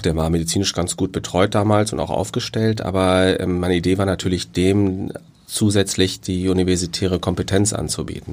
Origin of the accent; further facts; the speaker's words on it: Cologne, North Rhine-Westphalia, Germany; moved away; ich bin Kölner. Also ich bin in Köln groß geworden, zur Schule gegangen